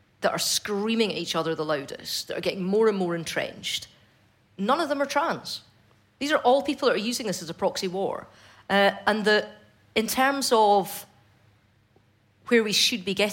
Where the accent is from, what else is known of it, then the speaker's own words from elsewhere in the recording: Fife, Scotland, United Kingdom; growing up in Fife in the 90s